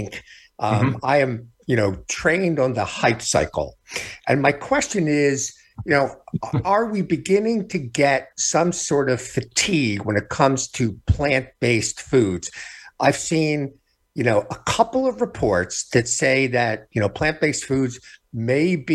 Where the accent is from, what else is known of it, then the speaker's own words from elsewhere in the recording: Philadelphia, Pennsylvania, United States; Philadelphia, my hometown.